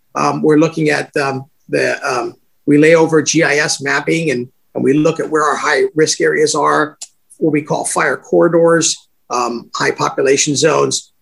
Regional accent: California, United States; I grew up in California, born and raised here

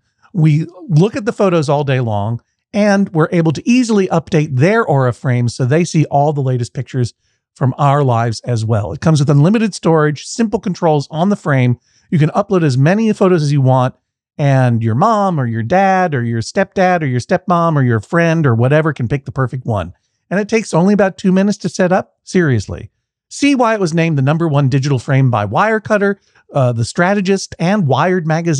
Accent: Brookline, Massachusetts, United States; Look, I grew up in Brookline, okay? I got brains like Andy Kaufman. I'm from Brookline.

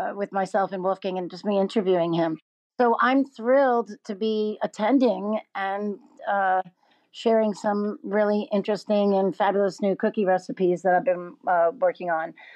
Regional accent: New York City, New York, United States; now in Los Angeles, United States; a New Yorker, uh, Brooklyn New Yorker

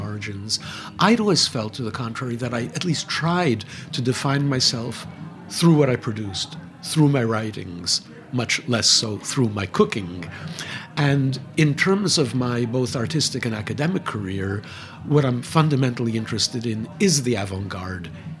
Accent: New York, United States; also born or lived in Manhattan; I was born in the South Bronx. I live in Manhattan. I've taught all my life in Manhattan.

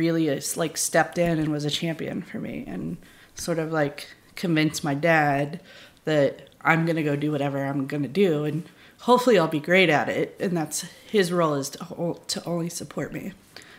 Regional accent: Charleston, South Carolina, United States; now in New Orleans, United States; I grew up in Charleston, so we lived on the water

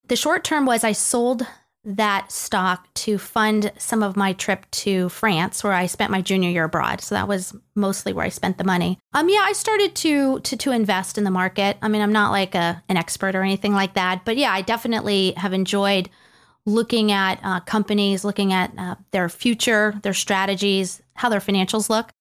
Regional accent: Greenwich, Connecticut, United States; moved away as an adult; also born or lived in New York City / Nashville, Tennessee; now in Bellevue, United States; I grew up in Greenwich, Connecticut.

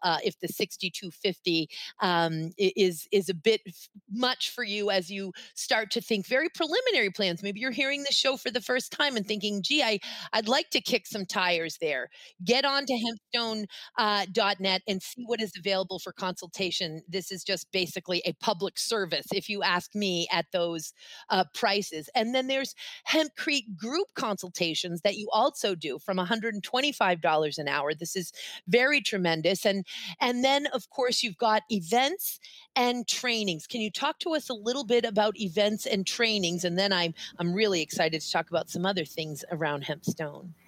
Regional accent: Boston, Massachusetts, United States; I grew up, of course, in New England. I was born in Boston

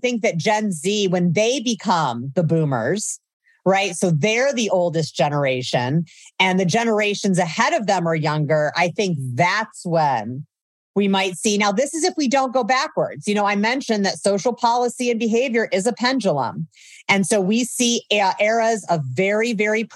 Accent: Indiana, United States; moved away as an adult; also born or lived in Oakland, California; I grew up in Indiana.

